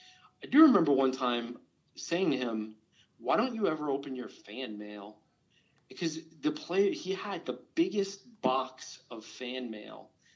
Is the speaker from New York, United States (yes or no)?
yes; New York, United States; Now, I grew up in New York